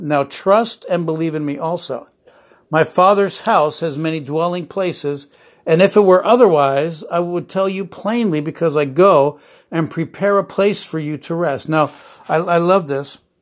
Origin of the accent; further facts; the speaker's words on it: New Jersey, United States; I grew up in New Jersey